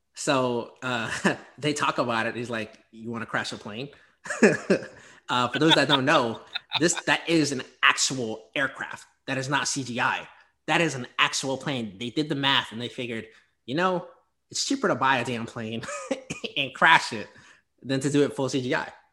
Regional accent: the South, United States; I'm from the South

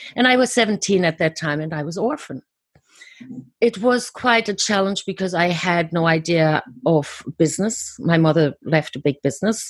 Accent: Germany; I was born and raised in Germany.

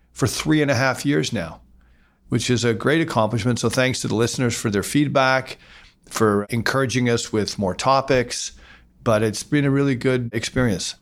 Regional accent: Canada; as Canadian investors

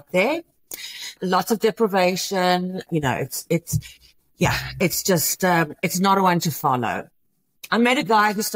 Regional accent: Johannesburg, Gauteng, South Africa; moved away as an adult; also born or lived in Houston, United States; now in United States; I am originally from Johannesburg, South Africa, and came to America. I was 22 years old.

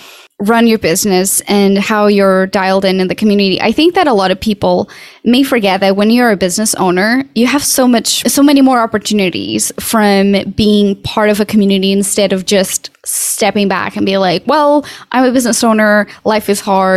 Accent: Portugal; now in United States; I'm from Portugal.

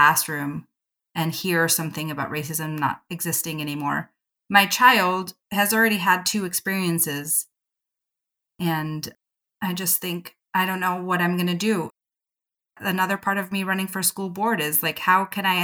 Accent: Southern California, United States; I grew up in Southern California

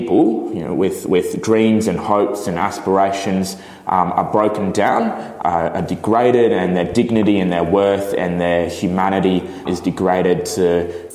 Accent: Brisbane, Queensland, Australia; also born or lived in Bangalore, India; now in Melbourne, Australia; my mother's Chinese, my dad's Italian, and I was born in Brisbane

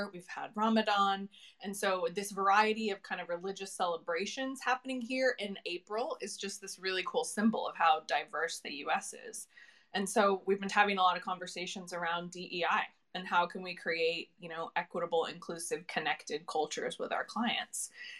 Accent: United States; moved away as an adult; now in London, United Kingdom; I'm here in the UK. I'm an American, but I do live here in London.

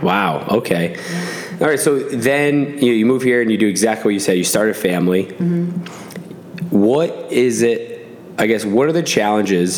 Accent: Williamstown, Massachusetts, United States; I'm from Williamstown, Mass, which is like 40 minutes away from Albany

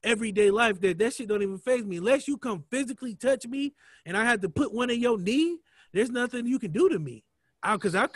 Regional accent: Akron, Ohio, United States; I'm from Akron

